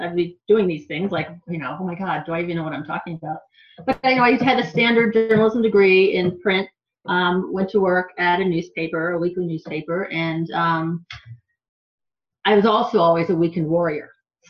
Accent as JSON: {"language": "English", "region": "New Hampshire", "country": "United States", "said": "When people would find out I was from the East Coast or New Hampshire, they would say, why don't you talk like that? You talk like you're from here."}